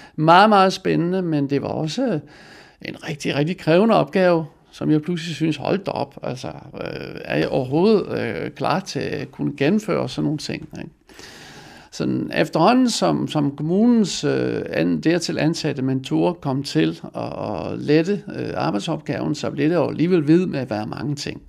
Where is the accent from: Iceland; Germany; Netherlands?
Netherlands; Danish is a second language; moved away as an adult; now in Denmark; Jeg blev født i Holland og kom til Danmark i 1920, øh, ikke 1920, som 20-årig i 1970